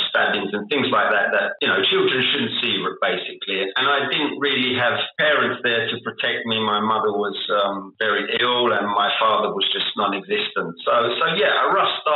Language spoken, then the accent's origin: English; London, United Kingdom; accent: South London; moved away as an adult; now in Indonesia; I grew up in South London